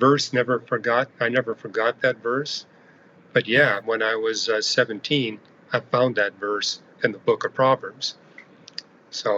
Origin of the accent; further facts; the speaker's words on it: Canada; I'm an astrophysicist. I'm from Canada.